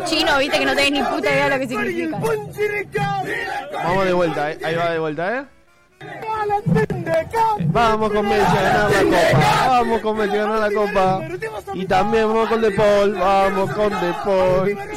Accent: Uruguay; Nosotros somos orientales de Uruguay.

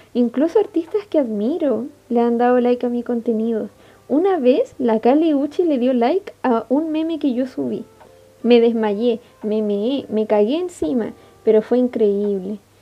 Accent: Iquique, Tarapacá, Chile; soy de Chile, específicamente Iquique. Estudio química y farmacia acá mismo.

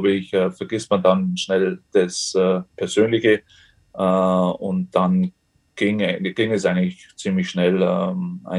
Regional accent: Germany; moved away; fühle mich natürlich noch als Deutscher, ist ganz klar, aber trotzdem, ja, ich bin natürlich schon so lange jetzt hier

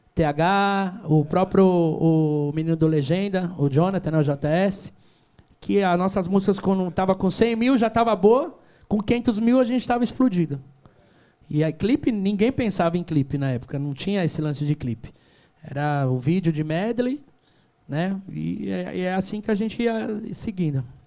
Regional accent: São Paulo, Brazil; eu sou nascido e criado na Penha, Penha Cangaíba

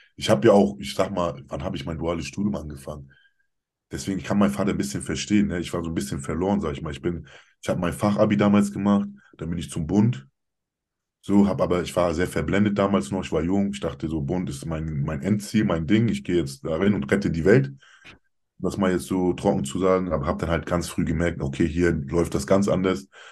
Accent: Kiel, Schleswig-Holstein, Germany; Ich bin Deutscher, ich bin hier geboren, hier aufgewachsen, Kieler Sprotte, wirklich mein Leben lang

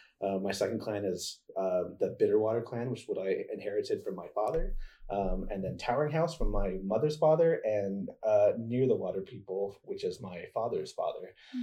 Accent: Holbrook, Arizona, United States; first language English; moved away as an adult; I'm originally from Holbrook, Arizona, which is a small town in northern Arizona. It borders the Navajo Nation. And I grew up there all the way through high school.

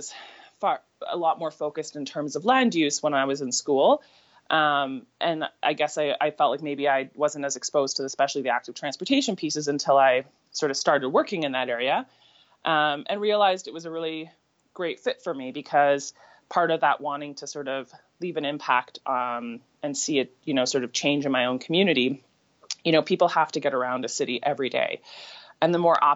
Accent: St. Catharines, Ontario, Canada; also born or lived in Hamilton; now in Calgary, Canada; I grew up in St. Catharines

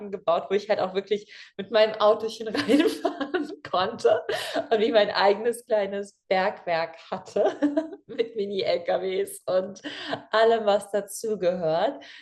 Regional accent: Germany; weil wir kommen aus der Eifel

